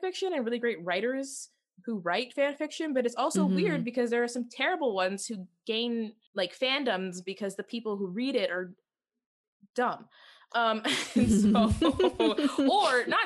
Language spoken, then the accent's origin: English; Canada; we're Canadian